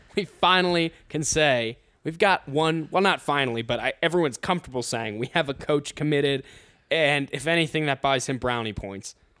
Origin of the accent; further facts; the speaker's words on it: Ohio, United States; moved away as an adult; I'm from Ohio.